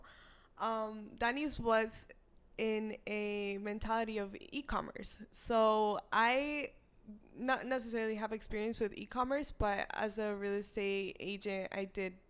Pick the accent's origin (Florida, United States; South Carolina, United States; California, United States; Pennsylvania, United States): Florida, United States; South; moved away as an adult; I'm from Florida